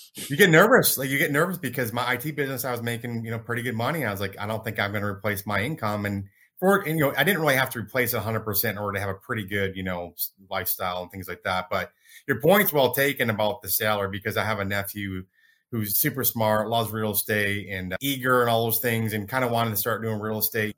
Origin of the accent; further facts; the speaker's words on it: Michigan, United States; now in Dallas, United States; I grew up in Michigan. I'm in Dallas now.